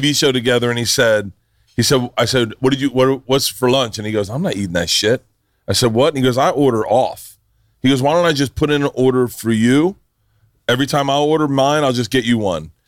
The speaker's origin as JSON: {"language": "English", "region": "Florida", "country": "United States", "tie": "born or raised there", "said": "I grew up in Florida"}